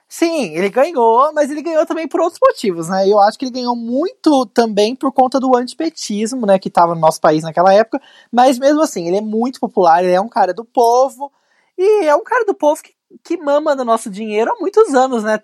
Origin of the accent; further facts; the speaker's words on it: São José dos Campos, São Paulo, Brazil; lá na minha cidade, São José dos Campos